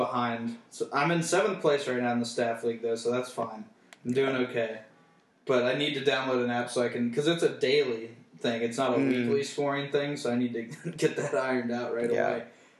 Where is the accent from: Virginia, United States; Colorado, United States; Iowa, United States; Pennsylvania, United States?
Virginia, United States; I'm glad I'm from the Virginia area